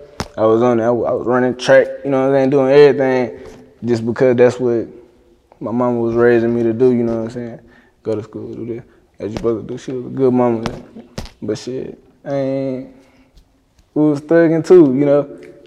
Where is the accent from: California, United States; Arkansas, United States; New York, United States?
Arkansas, United States; Little Rock; Yeah, I grew up in Green Mill.